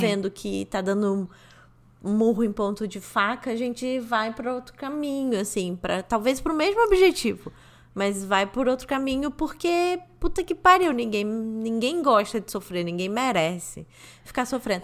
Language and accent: Portuguese; Rio de Janeiro, Brazil; moved away; eu já não morava mais no Rio de Janeiro, sabe? Quando eu saí do Rio de Janeiro